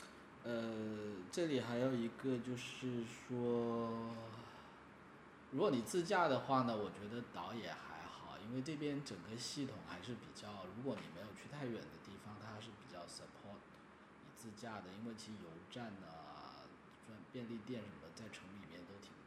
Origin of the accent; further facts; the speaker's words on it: Shenzhen, Guangdong, China; 呃主要是我们这些从小在深圳长大的，